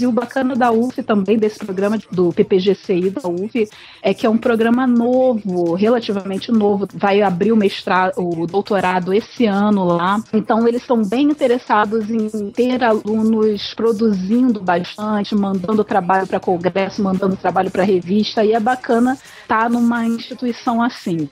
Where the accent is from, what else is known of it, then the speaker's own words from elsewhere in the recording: Rio de Janeiro, Brazil; eu sou aqui do Rio de Janeiro